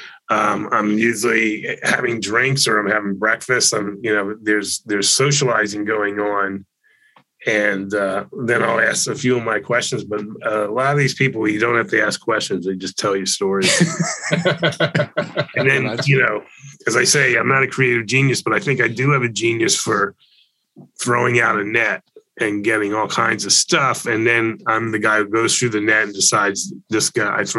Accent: Florida, United States; I grew up in Florida

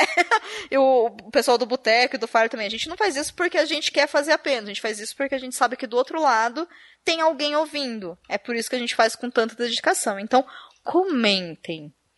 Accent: Brazil; Enquanto brasileiras e brasileiros

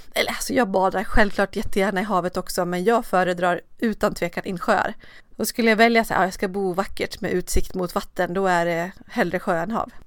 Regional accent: Borlänge, Dalarna County, Sweden; now in Stockholm, Sweden; Borlänge som är min hemstad

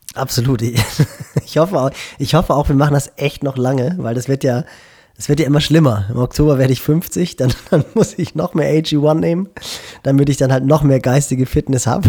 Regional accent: Schleswig-Holstein, Germany; bei uns in Schleswig-Holstein nördlich von Hamburg

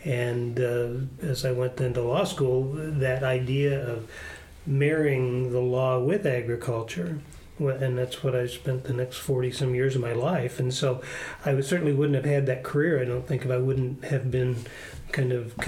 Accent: Lenox, Iowa, United States; Well, I grew up in Adams County. I went to high school in Lenox, Iowa, down in southwest Iowa.

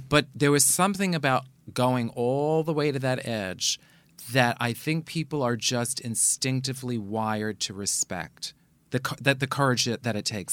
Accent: New York City, New York, United States; I grew up in the Bronx

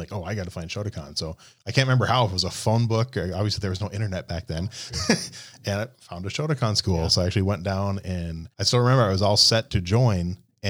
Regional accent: Little Falls, Minnesota, United States; I grew up in Little Falls, and at the time, we only had one school in town.

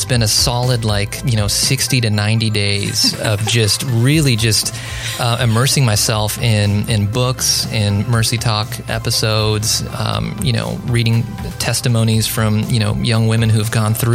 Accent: Southern California, United States; moved away; also born or lived in Tennessee; I grew up in Southern California. We actually moved to rural Tennessee in the early 2000s

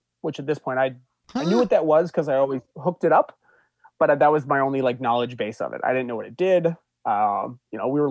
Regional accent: Bozeman, Montana, United States; moved away; I grew up in Montana, so going back to Bozeman, Montana

